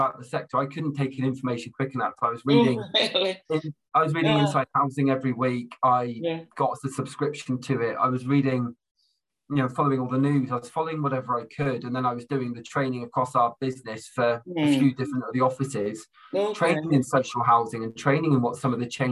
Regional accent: Plymouth, South West England, United Kingdom; moved away as an adult; also born or lived in Durham; now in Solihull, United Kingdom; I grew up in the southwest. I grew up in Plymouth

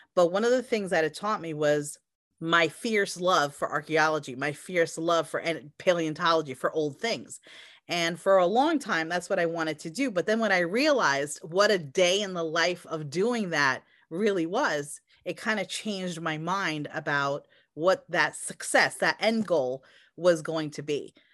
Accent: United States; also born or lived in Europe; I'm an American, I was born here

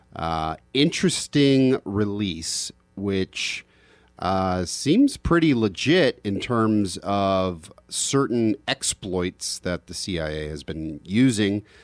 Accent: United States; just an American

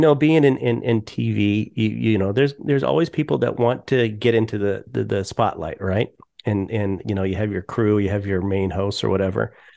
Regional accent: Colorado, United States; I grew up in Colorado

